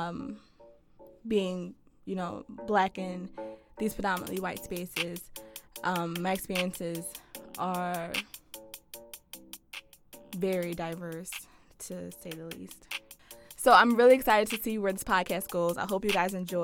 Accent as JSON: {"language": "English", "town": "Philadelphia", "region": "Pennsylvania", "country": "United States", "tie": "born or raised there", "said": "Born and raised in Philadelphia."}